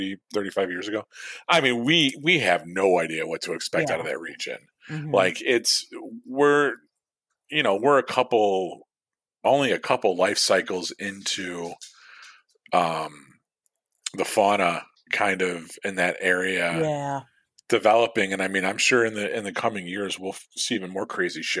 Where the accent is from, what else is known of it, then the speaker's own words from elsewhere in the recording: Midwest, United States; accent: Midwestern; My Midwestern accent